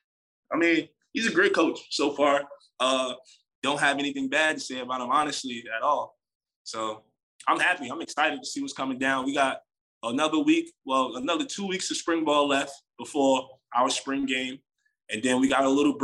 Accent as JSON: {"language": "English", "region": "New York", "country": "United States", "moved": "yes", "said": "I'm from New York"}